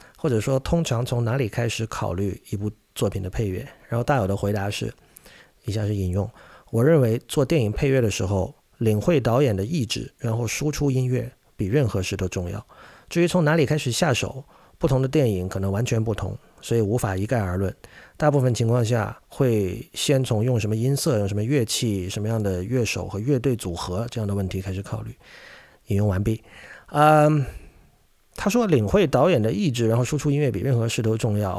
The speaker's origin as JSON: {"language": "Chinese", "country": "China", "said": "像我这一代，我出生于一九八零年嘛，的中国乐迷"}